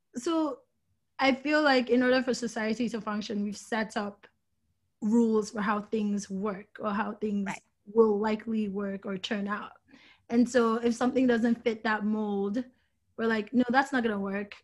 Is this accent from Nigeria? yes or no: yes; Nigeria; moved away; also born or lived in New York; I grew up in Nigeria. I grew up around fashion in Nigeria